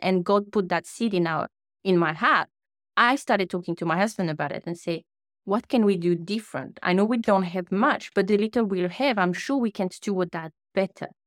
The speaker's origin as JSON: {"language": "English", "country": "French Polynesia", "first_language": "French", "second_language": "English", "moved": "as an adult", "lives_now": "New Zealand", "said": "The accent that you hear now is because I'm from Tahiti, a small island in the Pacific Ocean. So my first language is French"}